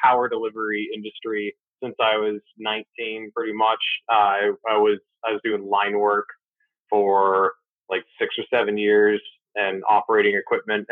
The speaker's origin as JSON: {"language": "English", "region": "New Hampshire", "country": "United States", "tie": "born or raised there", "said": "Growing up in New Hampshire"}